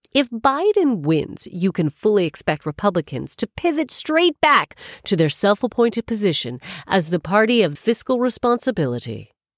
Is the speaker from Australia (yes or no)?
no; Canada; now in United Kingdom; I'm Canadian